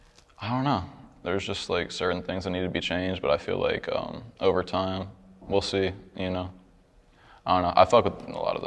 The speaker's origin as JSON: {"language": "English", "region": "Oklahoma", "country": "United States", "said": "Because I'm originally from Oklahoma."}